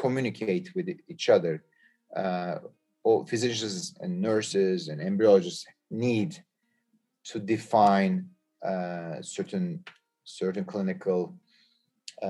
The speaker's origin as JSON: {"language": "English", "region": "Istanbul", "country": "Turkey", "moved": "yes", "said": "I am originally from Istanbul, Turkey"}